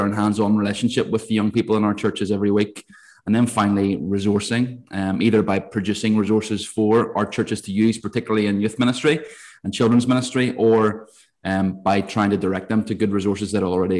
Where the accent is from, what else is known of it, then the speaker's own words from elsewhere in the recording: Ballymena, Northern Ireland, United Kingdom; moved away as an adult; now in Bangor, United Kingdom; I am originally from Ballymena, which is towards the north of Ireland